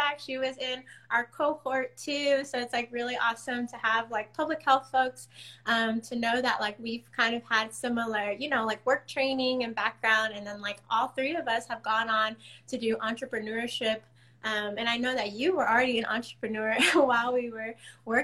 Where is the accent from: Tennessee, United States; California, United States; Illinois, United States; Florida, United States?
California, United States; San Diego; moved away as an adult; also born or lived in Washington, District of Columbia, United States; I'm from San Diego, so that's where Soul Tree Sisters is mainly based. But I'm here in DC.